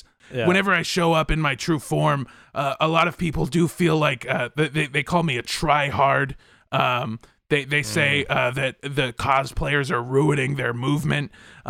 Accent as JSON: {"language": "English", "town": "Encino", "region": "California", "country": "United States", "tie": "born or raised there", "said": "I did spend a lot of time growing up in Encino, and now I live in Van Nuys"}